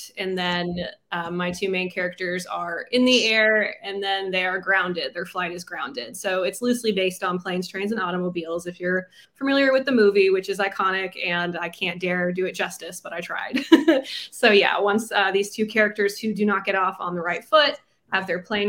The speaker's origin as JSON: {"language": "English", "region": "Florida", "country": "United States", "moved": "yes", "lives_now": "Dallas, United States"}